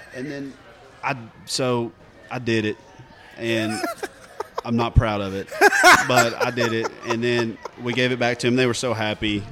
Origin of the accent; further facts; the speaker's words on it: East Tennessee, United States; growing up in East Tennessee